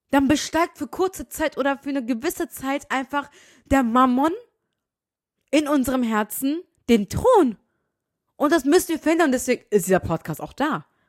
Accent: Germany; ich bin in Deutschland geboren

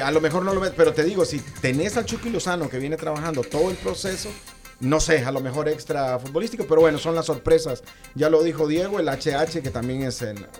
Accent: Honduras; yo soy hondureño

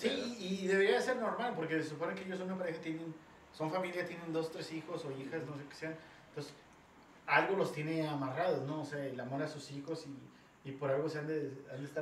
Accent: Mexico; nosotros los mexicanos

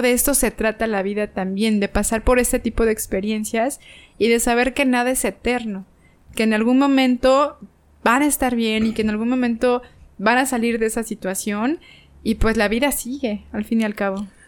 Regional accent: Mexico; aquí en mi país

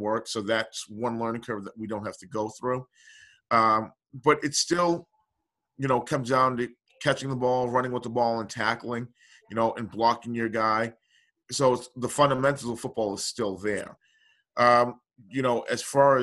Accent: Boston, Massachusetts, United States; moved away as an adult; also born or lived in Arlington, Massachusetts; now in Maine, United States; I'm from Dorchester, Massachusetts, and I went to a school, Arlington High School in Arlington, Massachusetts

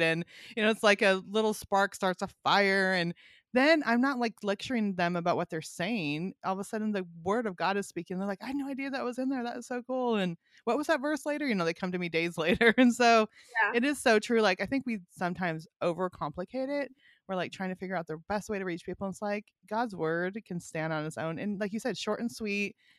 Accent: Northern California, United States; also born or lived in Montana; now in Bible Belt, United States; I grew up in Northern California, lived in Montana for 15 years, and then moved to the Bible Belt

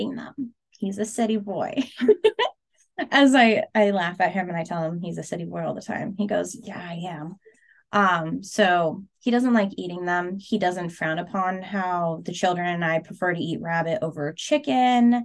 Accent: Seward, Alaska, United States; I grew up in Seward

